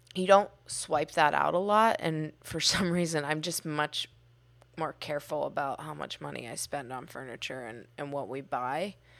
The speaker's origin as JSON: {"language": "English", "town": "Pittsburgh", "region": "Pennsylvania", "country": "United States", "tie": "born or raised there", "said": "I grew up in Pittsburgh."}